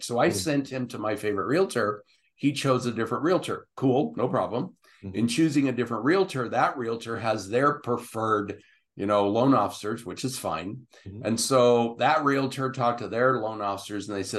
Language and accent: English; Southern California, United States; moved away as an adult; now in Utah, United States; That was home